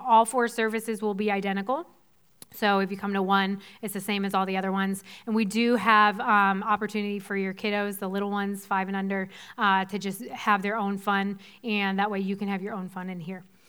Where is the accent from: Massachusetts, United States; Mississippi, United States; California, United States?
Massachusetts, United States; Weymouth; So I grew up in Boston. If you're familiar with the Boston area at all, I'm from the South Shore, from twelve miles outside the city, um, from a town called Weymouth